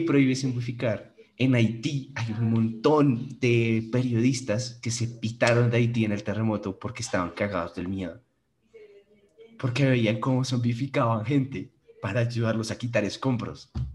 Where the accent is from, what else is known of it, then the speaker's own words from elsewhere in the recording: Panama; yo nací en Panamá